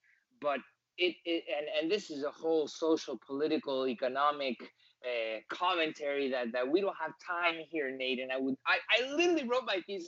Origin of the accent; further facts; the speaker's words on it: United States; I come from an Argentine family. I was born here in the United States, but my upbringing was very culturally Argentinian.